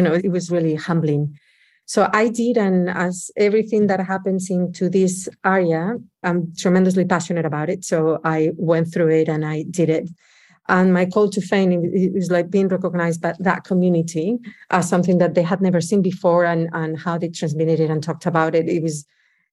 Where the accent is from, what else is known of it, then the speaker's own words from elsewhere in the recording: Oviedo, Asturias, Spain; English is a second language; moved away as an adult; also born or lived in New York City; I'm originally from Spain, from a little town in the north of Spain called Oviedo. It's part of Asturias. And I lived there all my life until I was 24.